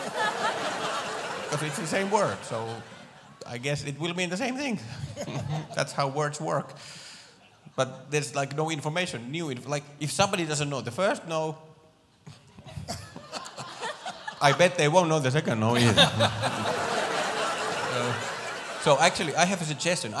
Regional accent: Finland; first language Finnish; English is a second language; moved away as an adult; now in United States; I am from Finland. Yay! I moved to America 3 years ago

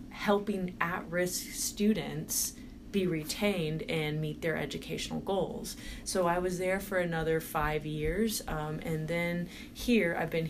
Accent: Indiana, United States; also born or lived in Houston, Texas; I was born in Texas, which mm-hmm. is a southern state in mm-hmm. the United States. So I was born there. Um, then I moved up to Indiana

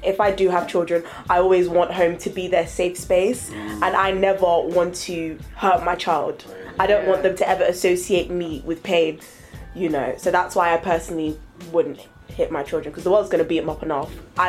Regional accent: Nigeria; Yes, I'm Nigerian.

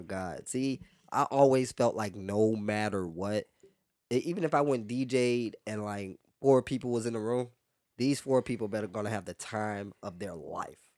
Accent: Louisiana, United States; also born or lived in New Orleans; now in Houston, United States; growing up in Louisiana

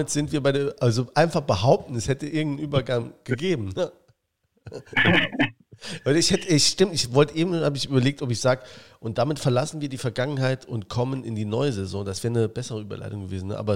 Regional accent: Saarland, Germany; Saarländer ist man eher Schwarzmaler. Das bin ich auch

